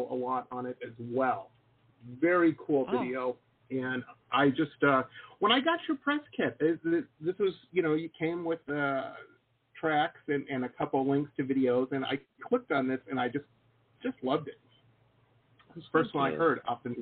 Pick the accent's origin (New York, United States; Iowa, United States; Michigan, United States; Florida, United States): Michigan, United States; Detroit; moved away; also born or lived in Boston / San Diego; I grew up in Detroit